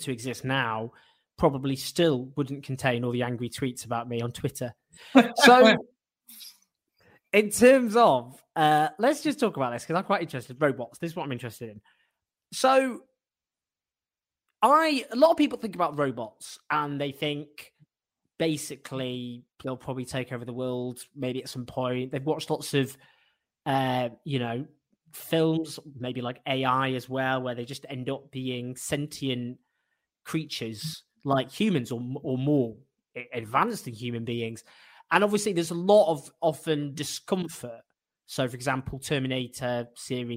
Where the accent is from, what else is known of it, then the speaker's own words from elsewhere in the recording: Sheffield, Yorkshire and the Humber, United Kingdom; I was born in Sheffield.